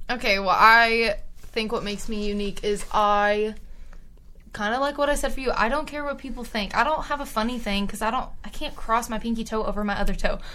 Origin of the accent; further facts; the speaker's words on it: Tyler, Texas, United States; I'm from Tyler, Texas, East Texas area, very rural